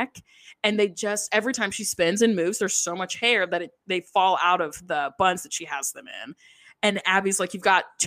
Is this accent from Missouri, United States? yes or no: no; Nashville, Tennessee, United States; accent: Southern; I live in Nashville and mm-hmm. I'm from Nashville and we say things that are that literally don't make any sense in the South.